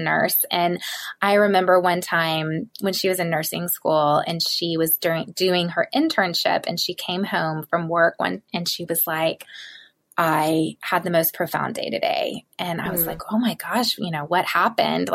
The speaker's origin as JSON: {"language": "English", "region": "the South", "country": "United States", "said": "I am from the South, and my mom was a stay-at-home mom"}